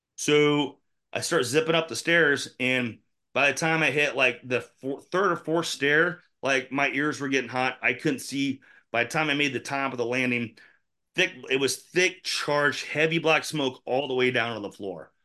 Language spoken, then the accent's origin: English; Indianola, Iowa, United States; I grew up in Enola. When I, we moved there when I was ten, I went to elementary school there, went to middle school there, went to junior high there, went to high school